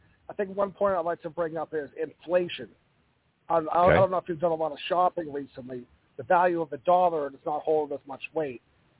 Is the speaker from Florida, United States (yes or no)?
no; Plymouth, Massachusetts, United States; moved away; also born or lived in Las Vegas, Nevada / Colorado Springs, Colorado; And I'm an author at Amazon.com. I'm from Plymouth, Massachusetts, and I also lived in Las Vegas, Nevada, and Colorado Springs, Colorado.